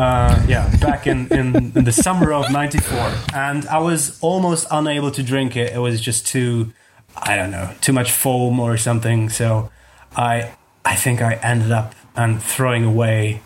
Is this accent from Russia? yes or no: no; Sopron, Győr-Moson-Sopron, Hungary; also born or lived in Germany / Austria; I was growing up in a town called Sopron. It's very near to the Hungarian and Austrian border. So we moved to Hungary in 1990 from Germany